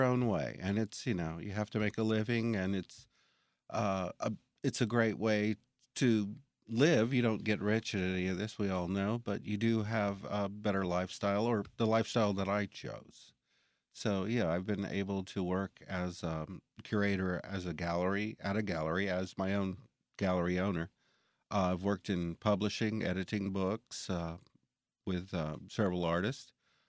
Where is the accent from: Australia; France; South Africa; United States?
United States; Jackson; Well, I'm from Jackson. Well, I grew up here.